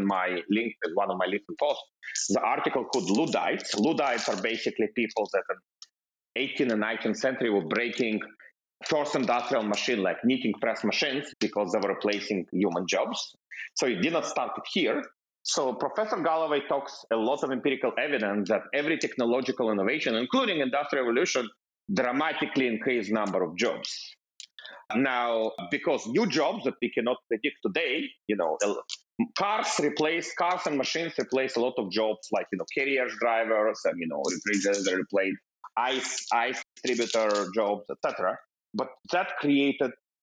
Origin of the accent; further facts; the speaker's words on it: Russia; also born or lived in Israel / Bay Area, United States / Seattle, United States; now in United States; I'm coming from Russia